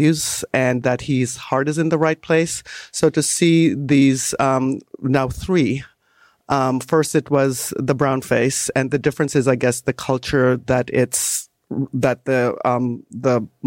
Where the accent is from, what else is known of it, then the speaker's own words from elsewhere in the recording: Canada; as a Canadian